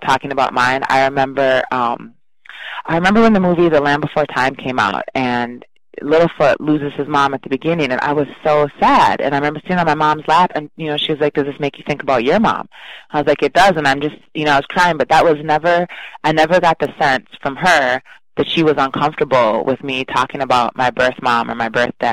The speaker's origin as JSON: {"language": "English", "town": "River Falls", "region": "Wisconsin", "country": "United States", "tie": "born or raised there", "also_born_or_lived": "Chicago", "said": "I was raised in River Falls, which is a fairly small college town, about 16,000 in Wisconsin"}